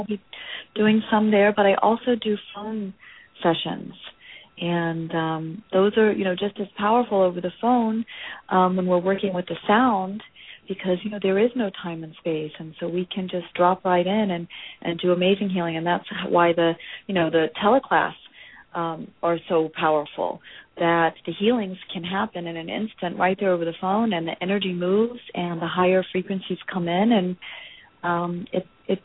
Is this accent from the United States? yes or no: yes; Los Angeles, California, United States; But I'm from Los Angeles.